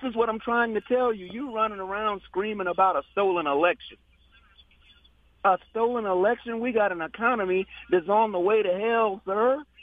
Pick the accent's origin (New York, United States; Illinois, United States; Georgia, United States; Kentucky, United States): New York, United States; he's a New Yorker like myself, sir. I was born in New York